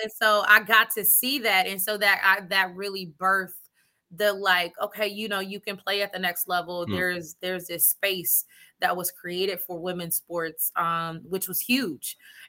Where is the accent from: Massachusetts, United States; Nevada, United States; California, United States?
California, United States; Stockton; I didn't grow up then. I grew up when it was good, very community-based, which it still is.